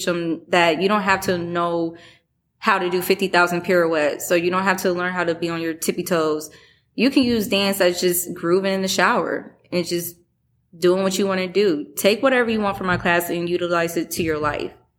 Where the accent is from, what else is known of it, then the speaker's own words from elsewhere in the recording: Chicago, Illinois, United States; now in Michigan, United States; I'm from Chicago.